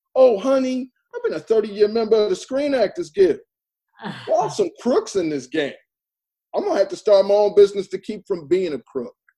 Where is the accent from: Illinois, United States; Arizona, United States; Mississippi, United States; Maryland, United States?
Illinois, United States; Chicago; I was born in Bronzeville. I was raised in Bronzeville